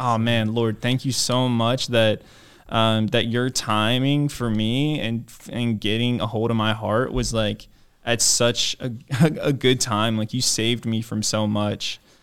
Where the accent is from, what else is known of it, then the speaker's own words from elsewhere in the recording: Maryland, United States; I grew up in Maryland